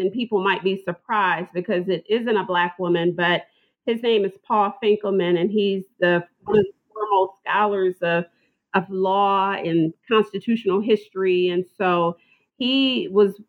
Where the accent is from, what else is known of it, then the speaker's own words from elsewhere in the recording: Toledo, Ohio, United States; I am from Toledo, Ohio, which is about 3 hours north of Cincinnati